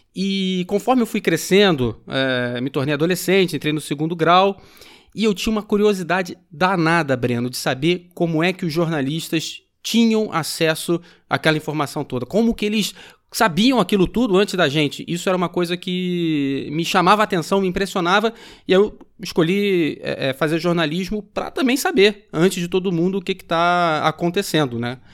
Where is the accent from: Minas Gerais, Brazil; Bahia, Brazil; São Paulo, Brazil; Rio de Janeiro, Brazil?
Rio de Janeiro, Brazil; São Gonçalo; also born or lived in Niterói; Eu sou de São Gonçalo, estudei em Niterói